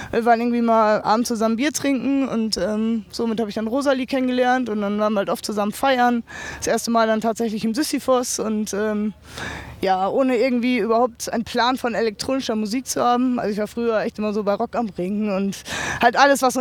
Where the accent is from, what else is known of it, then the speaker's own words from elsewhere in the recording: Lengerich, North Rhine-Westphalia, Germany; also born or lived in Münster; Ich komme äh, ursprünglich aus Lengerich, das ist eine Stadt zwischen Münster und Osnabrück. Habe dann in Münster drei Jahre äh, Sporttherapie gelernt auf einer Sportschule und habe auch so mit zweieinhalb Jahren Münster gewohnt.